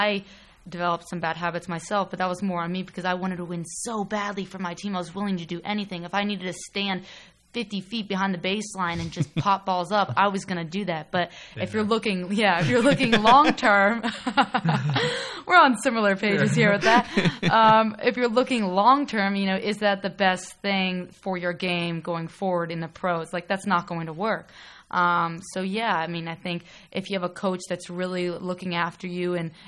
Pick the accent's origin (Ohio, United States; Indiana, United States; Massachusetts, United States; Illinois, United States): Ohio, United States; New Albany; also born or lived in Pittsburgh, Pennsylvania; I'm from New Albany, which is actually 25 minutes away from campus. So that's where I grew up. I was born in Pittsburgh, but moved to Columbus when I was 6 years old.